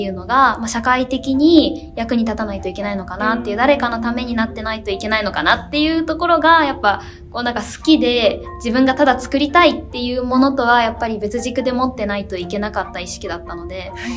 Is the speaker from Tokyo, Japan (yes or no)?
yes; Meguro, Tokyo, Japan; 私の地元目黒区